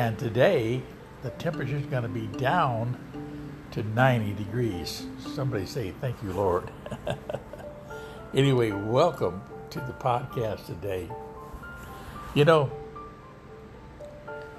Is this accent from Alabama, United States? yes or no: yes; Hamilton, Alabama, United States; also born or lived in southern Michigan; growing up in Alabama, I heard about Jesus. There was a church practically on every corner in our little town of Hamilton.